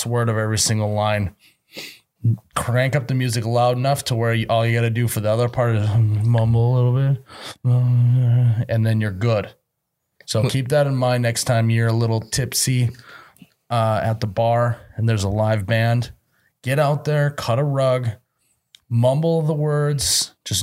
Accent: Midwest, United States; being a Midwesterner

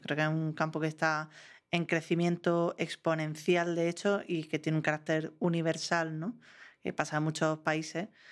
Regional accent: Granada, Andalusia, Spain; also born or lived in Madrid; Me había ido a Madrid, volví a mi tierra, que era Granada.

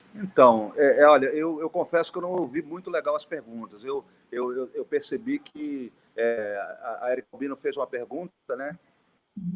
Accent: Brazil; como brasileiro

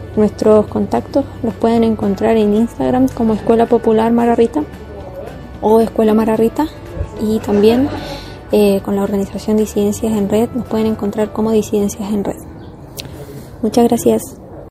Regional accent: Santiago, Santiago Metropolitan Region, Chile; soy de Santiago de Chile

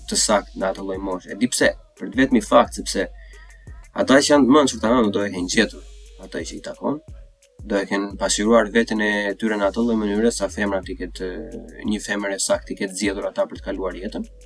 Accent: Berat, Berat County, Albania; vetë unë nga Berati vetë vetë në Shkodër

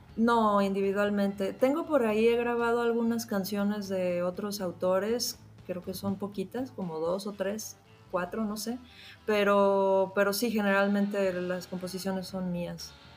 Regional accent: Mexico; also born or lived in Mexico City; Estoy en Ciudad de México.

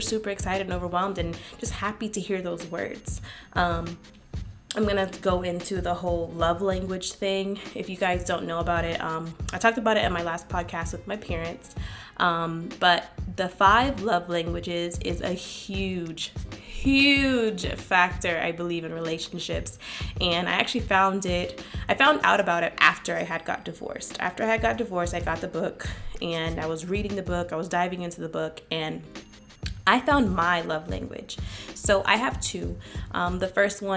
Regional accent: the South, United States; we don't do that in the South

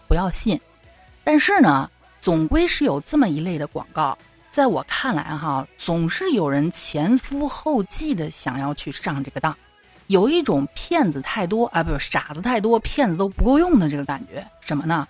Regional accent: Shanxi, China; now in Xi'an, China; 我只能是先回我老家，就是山西这边儿来暂避一下，从山东跑到山西

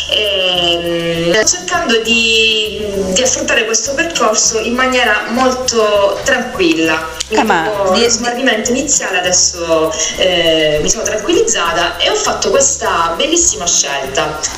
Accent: Sicily, Italy; come hai detto tu, sono una siciliana, eh

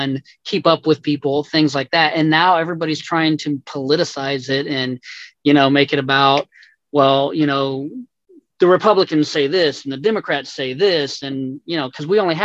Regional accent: Texas, United States; now in Tennessee, United States; I'm from Texas. My brother is still down there

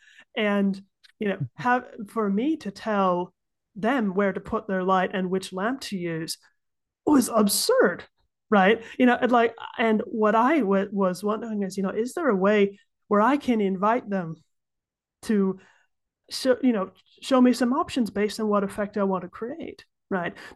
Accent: United States; moved away as an adult; now in Switzerland; I'm an American who's been living in Switzerland for about 10 years now

